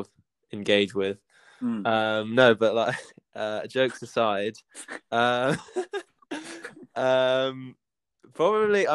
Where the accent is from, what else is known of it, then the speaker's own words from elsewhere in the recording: London, United Kingdom; I'm 21. I'm from London.